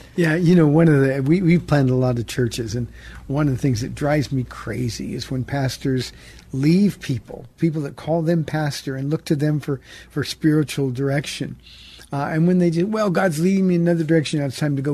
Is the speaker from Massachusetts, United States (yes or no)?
no; Iowa, United States; now in San Antonio, United States; I'm a white guy from Iowa